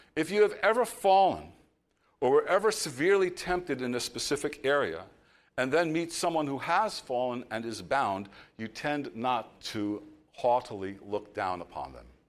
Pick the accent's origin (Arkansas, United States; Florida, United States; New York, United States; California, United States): New York, United States; I'm from New York